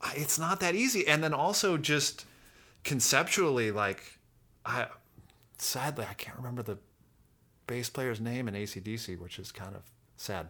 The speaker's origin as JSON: {"language": "English", "town": "Fairbanks", "region": "Alaska", "country": "United States", "tie": "born or raised there", "moved": "yes", "said": "Growing up in Alaska"}